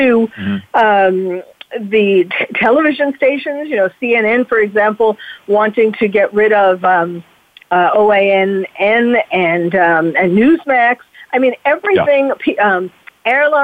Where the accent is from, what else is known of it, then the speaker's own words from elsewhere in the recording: New York, United States; moved away; I'm from New York originally, and when I used to live in New York